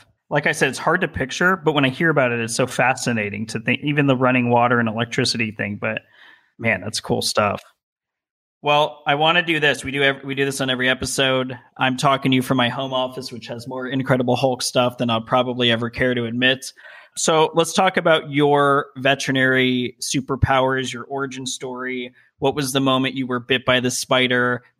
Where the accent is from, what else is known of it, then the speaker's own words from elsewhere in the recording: Las Vegas, Nevada, United States; moved away as an adult; also born or lived in Colorado; now in California, United States; I was born in Las Vegas, Nevada, which is also sort of an odd place to be from and to live in and spend. I was there for 27 years before going to Colorado and then coming out here to California.